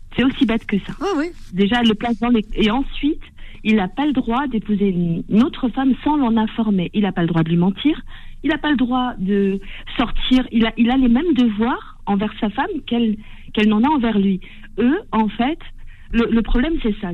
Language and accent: French; Tunisia; je suis tunisienne